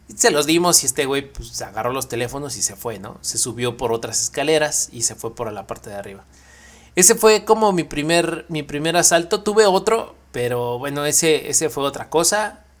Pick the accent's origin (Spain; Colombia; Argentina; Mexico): Mexico; siendo mexicano